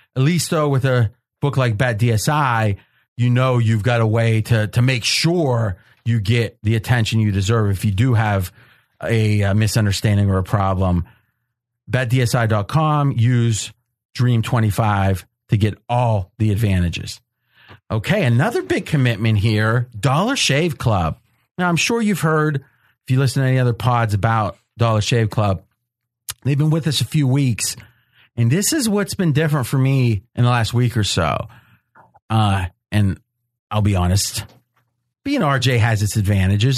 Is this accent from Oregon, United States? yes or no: no; Ohio, United States; I grew up and was in Ohio